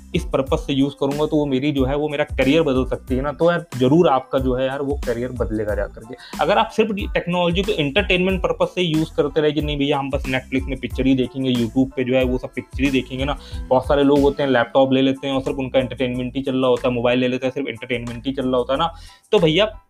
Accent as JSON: {"language": "Hindi", "town": "Kanpur", "region": "Uttar Pradesh", "country": "India", "also_born_or_lived": "Delhi", "said": "मैं तो कानपुर शहर से बिलोंग करता हूँ बट मेरा गाँव है यहाँ से चालीस पैंतालीस किलोमीटर दूर कानपुर देहात गाँव"}